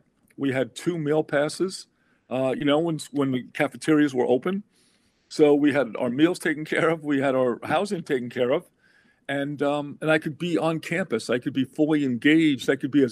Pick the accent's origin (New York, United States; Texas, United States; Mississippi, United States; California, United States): New York, United States; Long Island; growing up on Long Island